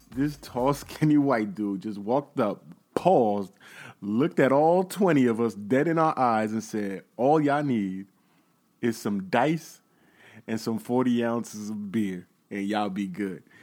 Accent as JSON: {"language": "English", "country": "United States", "said": "I'm American"}